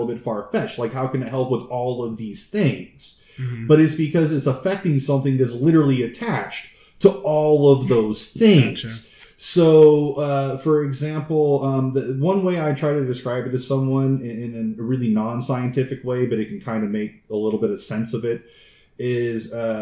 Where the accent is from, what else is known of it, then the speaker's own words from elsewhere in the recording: United States; as an American